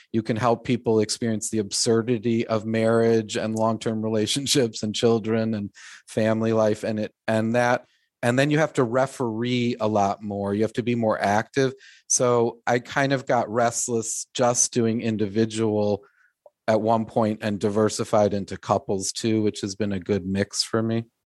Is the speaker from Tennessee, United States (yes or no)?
no; Glencoe, Illinois, United States; I grew up in Glencoe